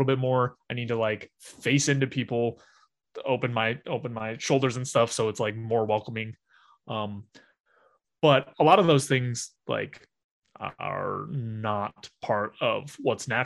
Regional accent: Utah, United States; growing up in Utah, where it's relatively conservative everywhere

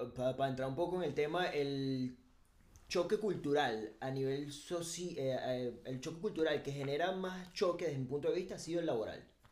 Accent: Venezuela; moved away as an adult; now in Spain; para nosotros en Venezuela

